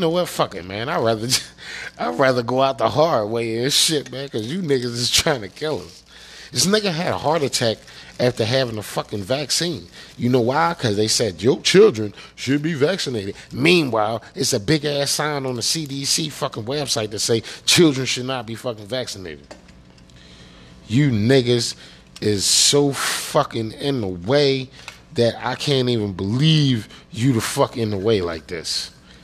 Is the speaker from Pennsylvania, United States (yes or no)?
yes; Pennsylvania, United States; I'm from Pennsylvania